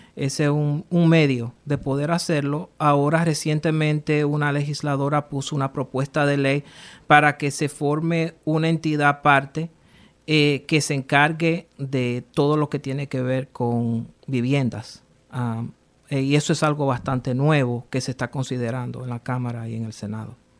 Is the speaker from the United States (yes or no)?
yes; Rhode Island, United States; also born or lived in New York / Dominican Republic (ancestry); crecí aquí casi toda mi vida